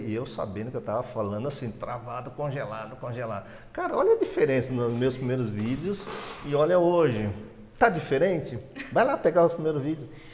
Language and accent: Portuguese; Brazil; moved away; Eu vim do interior